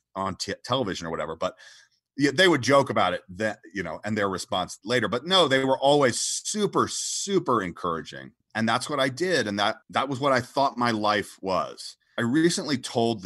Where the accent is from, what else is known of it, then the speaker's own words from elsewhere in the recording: Atlanta, Georgia, United States; moved away as an adult; I came from Atlanta, Georgia. I was born in Atlanta, Georgia